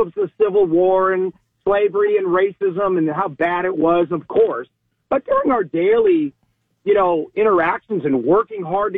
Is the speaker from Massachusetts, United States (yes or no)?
no; California, United States; also born or lived in Germany; now in Fort Walton Beach, United States; I'm 62-year-old white guy, grew up in California, had to learn Spanish at a very young age after coming here from Germany.